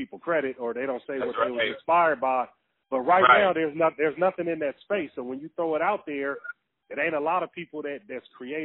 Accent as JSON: {"language": "English", "town": "Carson", "region": "California", "country": "United States", "said": "I'm from Carson, right next to Long Beach. Yeah, Carson"}